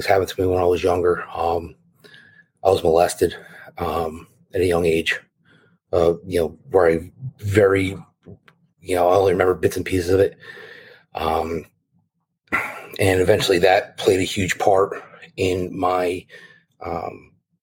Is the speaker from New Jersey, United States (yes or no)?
yes; New Jersey, United States; born and raised in North Jersey